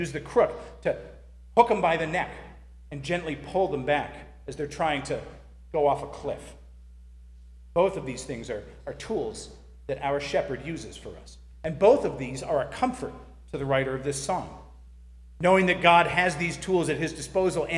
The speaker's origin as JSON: {"language": "English", "area": "near Boston", "region": "Massachusetts", "country": "United States", "tie": "born or raised there", "said": "I grew up near Boston, where the roads make absolutely no sense"}